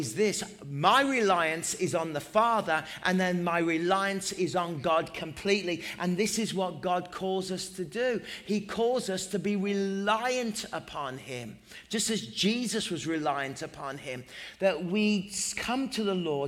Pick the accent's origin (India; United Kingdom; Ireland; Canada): United Kingdom; England; I'm English